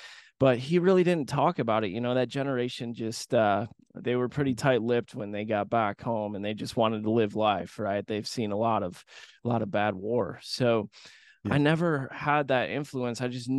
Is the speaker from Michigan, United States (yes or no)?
yes; Grand Rapids, Michigan, United States; But I grew up in Grand Rapids, Michigan, small Midwestern town, and I went to air shows as a kid with my dad and my grandfather.